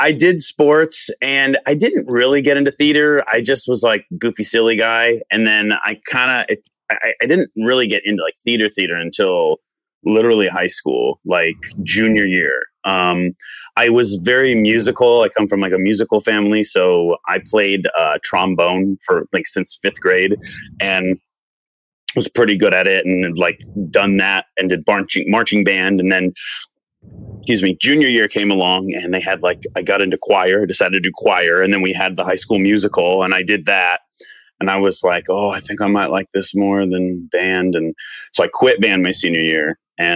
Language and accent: English; Tucson, Arizona, United States; growing up in Tucson